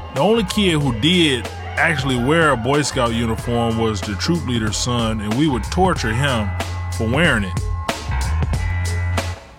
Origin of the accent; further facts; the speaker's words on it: Ecorse, Michigan, United States; also born or lived in Detroit, Michigan; we moved from Detroit to Ecorse